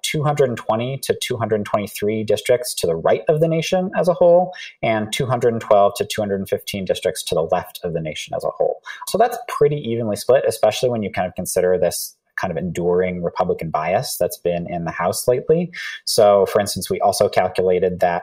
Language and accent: English; Massachusetts, United States; working for the Commonwealth of Massachusetts, my home state